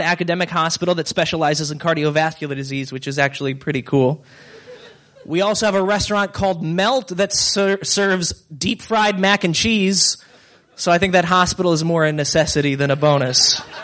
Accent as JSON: {"language": "English", "town": "Cleveland", "region": "Ohio", "country": "United States", "said": "I hail from Cleveland"}